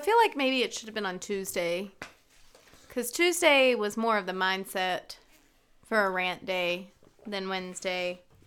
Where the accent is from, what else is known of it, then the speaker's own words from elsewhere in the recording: North Carolina, United States; I was raised in North Carolina by parents who were raised in Maryland